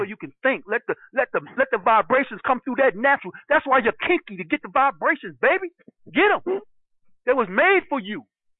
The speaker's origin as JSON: {"language": "English", "town": "New York City", "region": "New York", "country": "United States", "tie": "born or raised there", "said": "I said, I was raised in Brooklyn."}